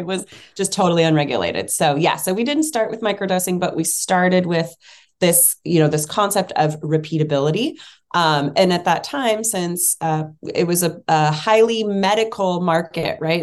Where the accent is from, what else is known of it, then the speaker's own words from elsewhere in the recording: Bay Area, California, United States; I grew up in the Bay Area in California.